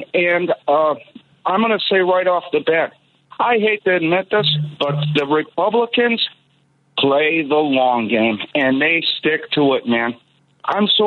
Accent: Chicago, Illinois, United States; I grew up in Albany Park. It was a really bad neighborhood during the 80s and 90s.

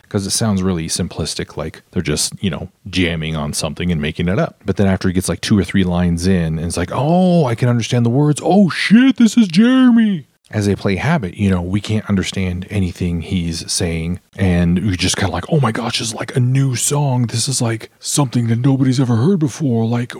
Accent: Reno, Nevada, United States; you know I'm from Reno, Nevada.

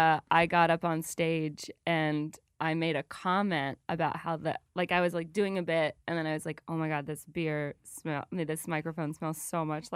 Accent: the South, United States; accent: Southern; I'm from the South

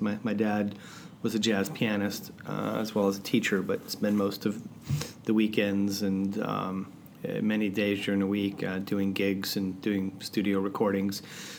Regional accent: Montreal, Quebec, Canada; accent: French Canadian; first language French; English is a second language; moved away; I grew up in Montreal

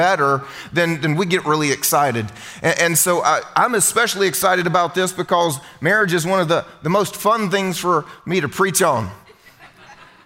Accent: Southern United States, United States; first language English; I'm American, as you can tell. I'm a good Southern American boy

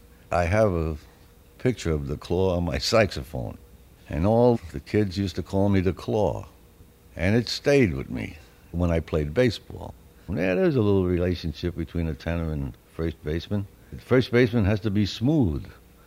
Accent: New York City, New York, United States; When I was a youngster in Brooklyn, by the way, I was born in Brooklyn

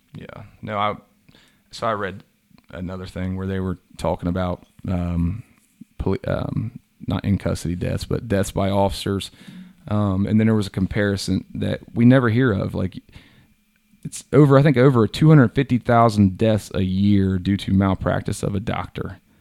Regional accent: Hillsboro, United States; I'm a Southwest country white boy. Like, I grew up in Hillsboro

